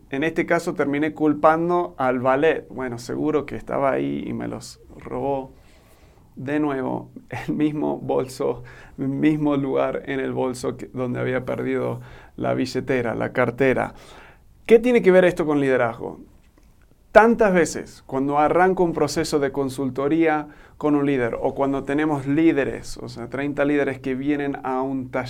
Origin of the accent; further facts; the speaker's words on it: Argentina; now in Mexico; soy un gringo que se crió en Argentina y ahora vivo en México.